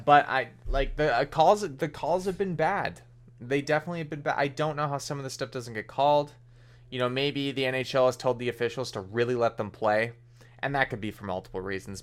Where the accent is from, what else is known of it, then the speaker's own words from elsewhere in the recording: Canada; as a Canadian